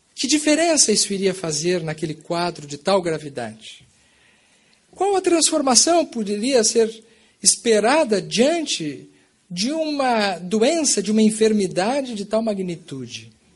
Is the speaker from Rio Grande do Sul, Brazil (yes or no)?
yes; Bagé, Rio Grande do Sul, Brazil; moved away as an adult; now in Pelotas, Brazil; Quando eu nasci, eu já nasci numa família espírita no Brasil, no sul do Brasil, na cidade de Bagé, no Rio Grande do Sul, fronteira com o Uruguai